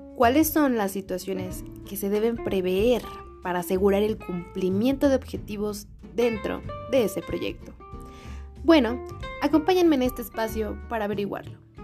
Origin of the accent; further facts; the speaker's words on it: Mexico; uno como mexicano